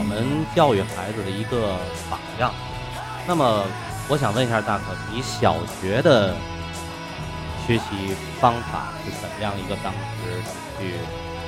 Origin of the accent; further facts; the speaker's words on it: Tianjin, China; accent: Tianjin dialect; 用我们天津话来讲，得有点冲劲儿